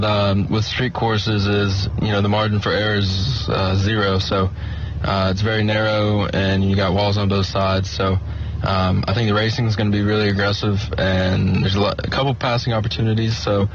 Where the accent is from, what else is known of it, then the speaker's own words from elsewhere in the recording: Concord, North Carolina, United States; So I'm from Concord, North Carolina, just outside of Charlotte